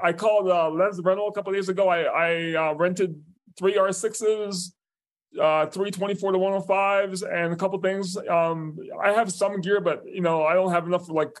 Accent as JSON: {"language": "English", "town": "New York City", "region": "New York", "country": "United States", "tie": "born or raised there", "said": "I grew up in the North Bronx."}